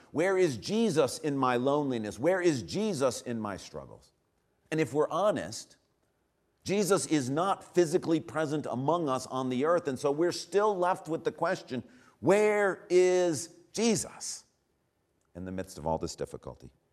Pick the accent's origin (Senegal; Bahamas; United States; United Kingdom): United States; we as Americans